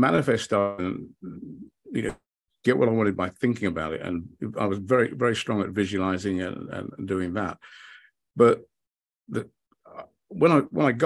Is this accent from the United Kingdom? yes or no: yes; United Kingdom; also born or lived in London / Hayling Island; I grew up in the United Kingdom